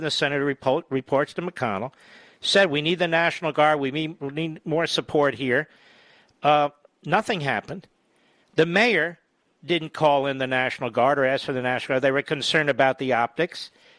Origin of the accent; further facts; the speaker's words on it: Elkins Park, Pennsylvania, United States; I'm from Montgomery County, Pennsylvania.